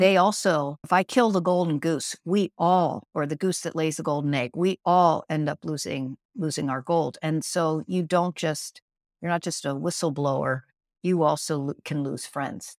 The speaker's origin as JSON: {"language": "English", "region": "Pennsylvania", "country": "United States", "tie": "born or raised there", "said": "where I grew up in Pennsylvania"}